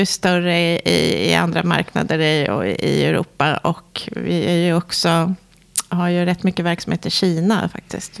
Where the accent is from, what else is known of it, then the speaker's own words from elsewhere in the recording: Sweden; vi svenskar